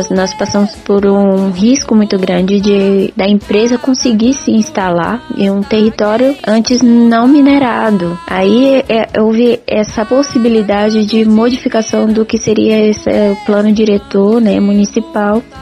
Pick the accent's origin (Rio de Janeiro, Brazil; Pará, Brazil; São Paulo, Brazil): Pará, Brazil; Marabá; also born or lived in Itupiranga; Eu sou, sou paraense, nascida em Tupiranga